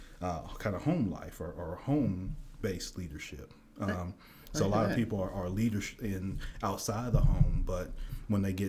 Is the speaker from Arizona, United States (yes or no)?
no; Memphis, Tennessee, United States; also born or lived in Chicago; I'm from Memphis, Tennessee. I was actually born in Chicago, moved down here when I was young.